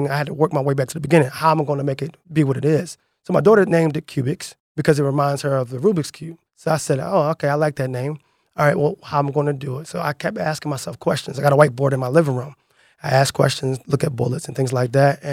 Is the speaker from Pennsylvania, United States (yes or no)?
yes; Philadelphia, Pennsylvania, United States; I grew up in the Aoni section of Philadelphia